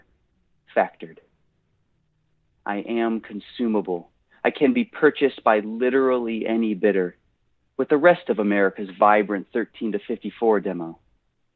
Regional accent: Buffalo, New York, United States; now in Nashville, United States; Well, I am from Buffalo. I am a Bills fan

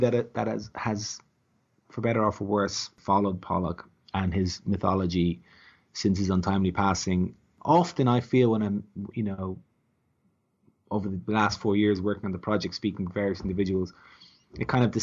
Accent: Ireland; as an Irishman

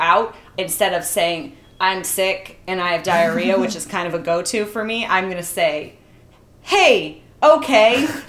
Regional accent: Midwest, United States; I am from the Midwest, so I have a different taste.

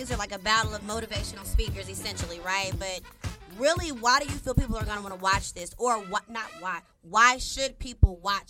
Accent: Texas, United States; now in Atlanta, United States; I'm meet me from Texas. You know, when I came to Atlanta, I noticed that it was a lot of black excellence

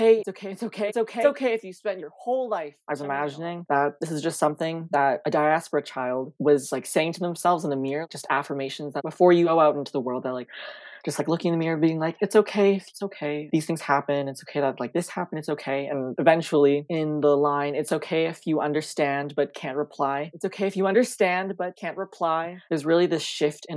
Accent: Canada; as a first generation Canadian, my family immigrated here from the Philippines in 2001. When I was born in 2006. I was just very much born in a very predominantly like white communities.

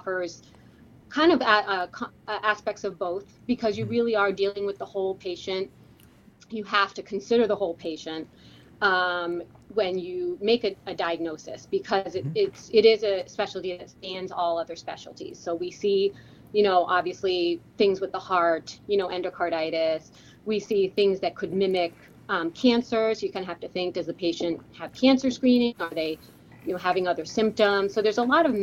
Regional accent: Hamilton, Massachusetts, United States; I grew up in right outside of Boston, Massachusetts, in a suburb called Hamilton

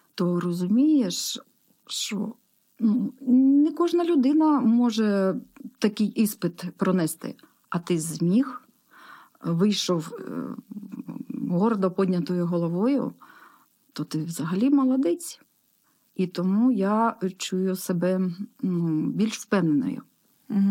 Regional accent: Horlivka, Donetsk Oblast, Ukraine; я із Горловки

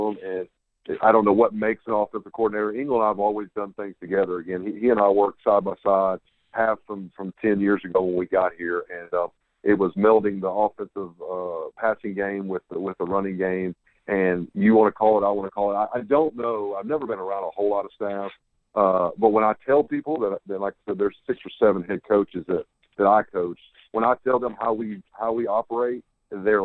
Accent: Huntington, Tennessee, United States; moved away; I'm from Huntington, Tennessee originally.

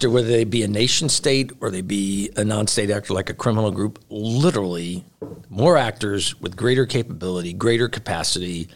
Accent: United States; as an American myself

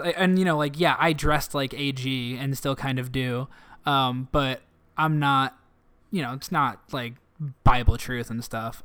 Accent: Canton, United States; now in Chicago, United States; In my hometown

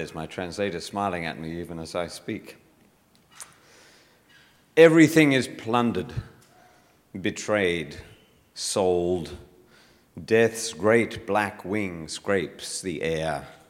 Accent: Bowral, New South Wales, Australia; This is not cold. I'm from Bowral. This is not cold.

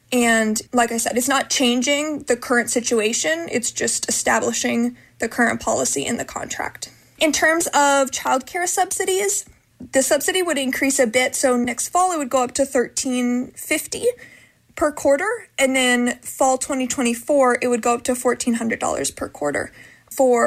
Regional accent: Ohio, United States; moved away as an adult; now in California, United States; I'm from Ohio. I moved here during the first year

